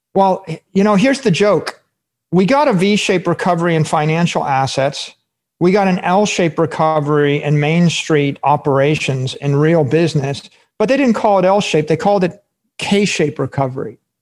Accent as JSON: {"language": "English", "town": "Fairborn", "region": "Ohio", "country": "United States", "tie": "born or raised there", "said": "my hometown uh, Fairborn, Ohio"}